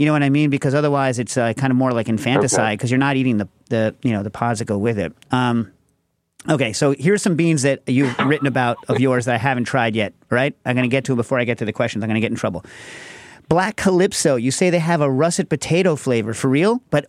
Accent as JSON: {"language": "English", "region": "New York", "country": "United States", "tie": "born or raised there", "said": "New York"}